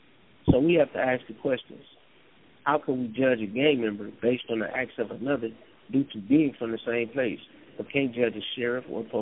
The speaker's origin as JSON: {"language": "English", "town": "Compton", "region": "California", "country": "United States", "tie": "born or raised there", "said": "Growing up in Compton, it's easy to dive into the culture that's embedded in everyday life."}